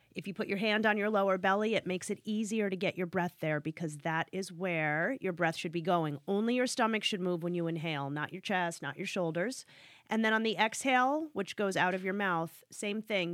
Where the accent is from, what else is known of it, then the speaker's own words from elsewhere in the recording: Northeast, United States; I'm from the Northeast